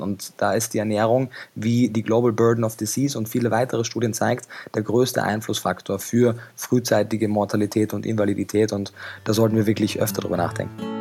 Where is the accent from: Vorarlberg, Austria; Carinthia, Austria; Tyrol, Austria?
Carinthia, Austria; Klagenfurt; moved away as an adult; now in Germany; Ich bin ursprünglich in Kärnten geboren, in Klagenfurt am Wörthersee